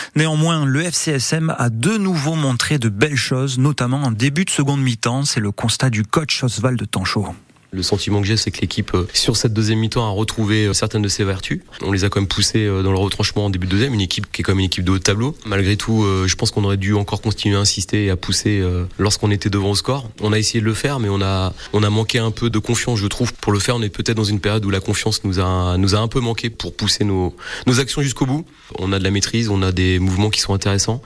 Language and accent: French; Bourgogne-Franche-Comté, France; et chez nous, en Franche-Comté